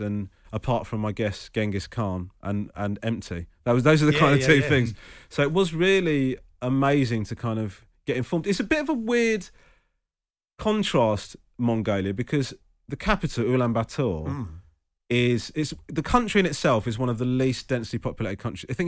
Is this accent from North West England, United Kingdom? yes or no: no; Crawley, South East England, United Kingdom; I was born in Crawley, but gone to Sri Lanka